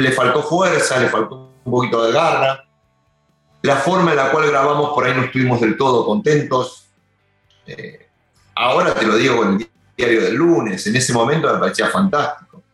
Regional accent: Longchamps, Buenos Aires Province, Argentina; yo soy de Longchamp

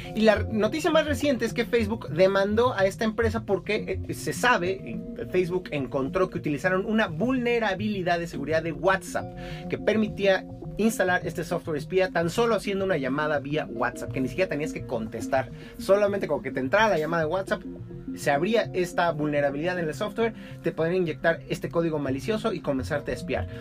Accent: Mexico; acá en México

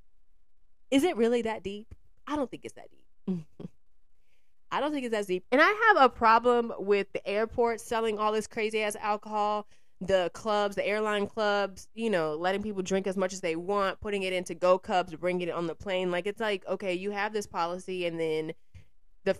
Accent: Georgia, United States; now in New York, United States; Georgia, which is my home state

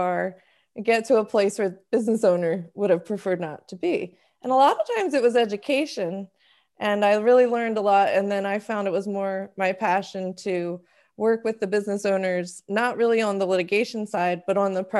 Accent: Maryland, United States; moved away as an adult; also born or lived in Florida; now in New York, United States; I'm originally from the Maryland area

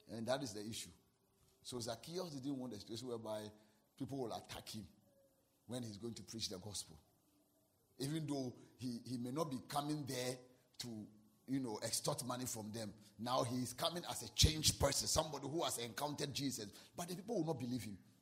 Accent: Ghana; I'm a Ghanaian.

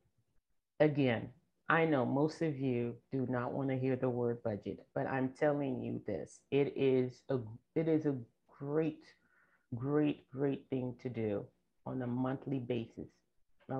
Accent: Nigeria; moved away; I grew up in Nigeria

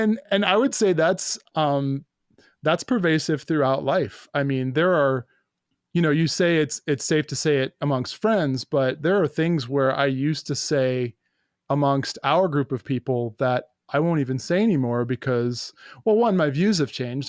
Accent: New York, United States; I, uh, uh, grew up in New York

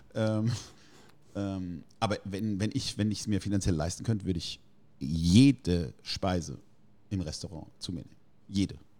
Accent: Heidelberg, Baden-Württemberg, Germany; als Italiener mit vier Geschwistern aus der Altstadt

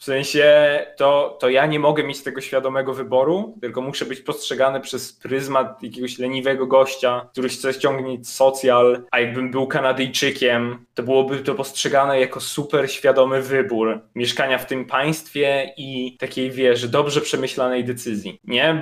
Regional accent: Poland; moved away as an adult; also born or lived in Brussels; jestem z Polski

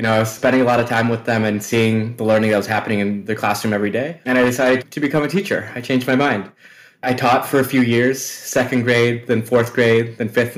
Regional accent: Milwaukee, Wisconsin, United States; I was born and raised in Wisconsin in the city of Milwaukee

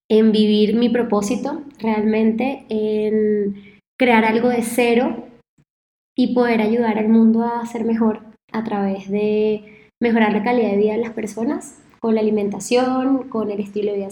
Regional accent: Caracas, Capital District, Venezuela; now in Rio de Janeiro, Brazil; Yo, bueno, soy venezolana, creo que se nota un poquito por el acento, quizás, eh, aunque ya se me ha matizado un poquito, pero yo en 2009 me mudo de Caracas a Río de Janeiro

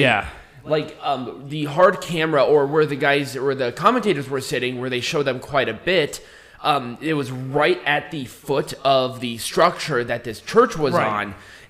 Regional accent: England, United Kingdom; we're stupid English people and build the wall.

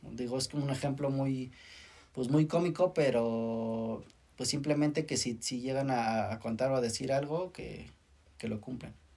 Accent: Mexico; como mexicanos

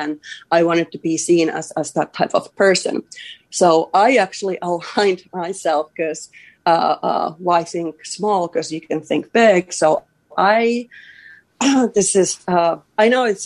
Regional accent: Finland; I'm from a small town in here in Finland. I'm from Baimingon, and I felt like I didn't have many, you know, opportunities or whatnot. So that's how I grew up

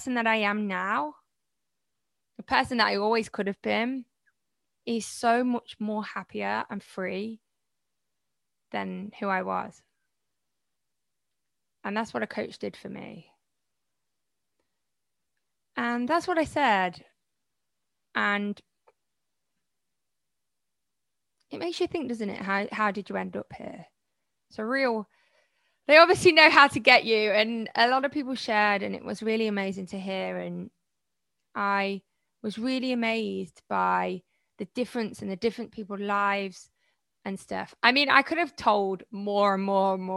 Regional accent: Malaysia; I'm from Malaysia.

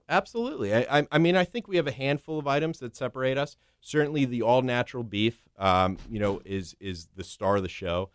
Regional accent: South Florida, United States; also born or lived in Northeast United States / Manhattan, New York; originally I was, I was born in the Northeast, but I was raised and, and grew up down here in South Florida.

